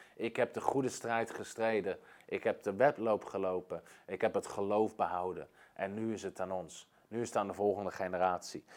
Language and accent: Dutch; Netherlands; als Nederlanders